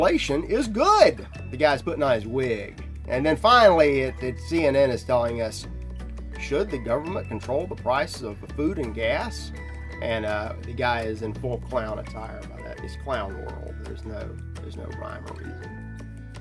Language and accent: English; United States; I'm in America. I'm an American in the USSA now